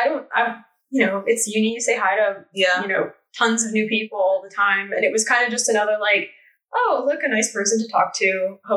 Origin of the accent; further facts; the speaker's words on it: Bay Area, California, United States; moved away as an adult; also born or lived in London, United Kingdom; I believe I'm also 27, and I'm from the Bay Area in California.